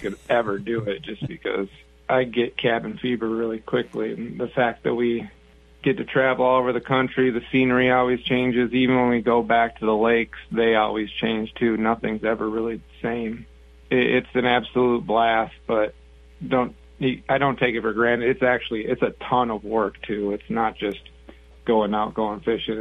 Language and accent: English; Eden Prairie, Minnesota, United States; I grew up in Eden Prairie, Minnesota, down here in the western suburbs of the Twin Cities